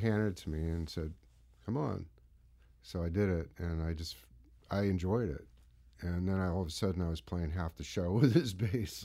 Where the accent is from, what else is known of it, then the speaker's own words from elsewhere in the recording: San Mateo, California, United States; also born or lived in Marin County; I grew up in, uh, Northern California in San Mateo